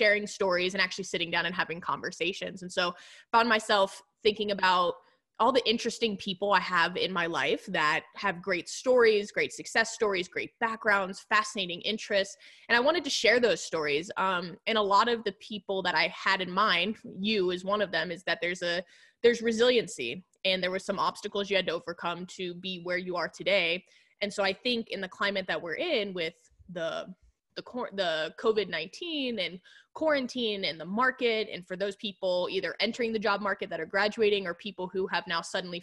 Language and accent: English; Houston, Texas, United States; moved away as an adult; now in Denver, United States; we're both originally from Houston and I recently moved to Denver last September